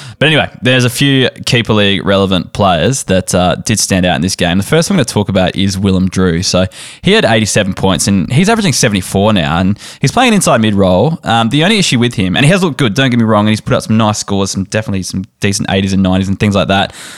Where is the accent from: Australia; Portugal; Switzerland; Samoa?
Australia; South Australia; I'm South Australian